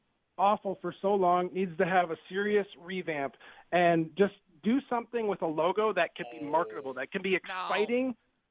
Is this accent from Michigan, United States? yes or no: yes; Detroit, Michigan, United States; I'm from Detroit, where losing is like a norm, and it's almost like you accept it around here.